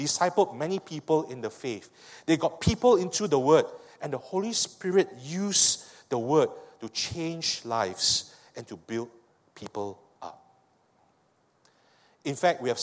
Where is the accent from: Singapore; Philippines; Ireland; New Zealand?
Singapore; I speak as a Singaporean